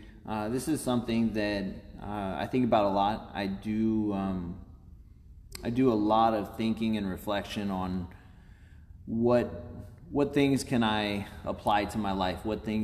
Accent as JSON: {"language": "English", "town": "Owensville", "region": "Missouri", "country": "United States", "tie": "born or raised there", "also_born_or_lived": "Louisiana, Missouri / Iowa / Kansas City", "said": "But 39, and I was actually born in Louisiana, Missouri, just south of here. And I spent some time growing up in Iowa, a little bit over on the Kansas City side. And then as my grandmother started getting closer to her time, we moved to Owensville, Missouri"}